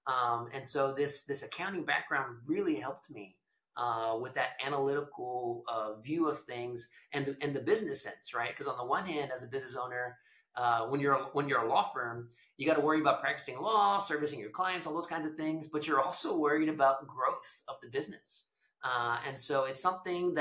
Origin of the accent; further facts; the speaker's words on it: Edinburg, Texas, United States; also born or lived in Austin, Texas / Houston, Texas; I was born and raised in South Texas in a town called Edinburgh. It's in the McAllen-Brownsville area